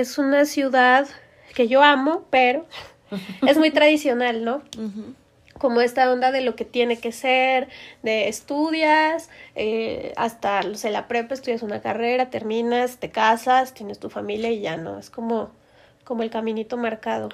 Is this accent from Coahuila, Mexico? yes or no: yes; Torreón, Coahuila, Mexico; moved away as an adult; now in Mexico City, Mexico; soy de Torreón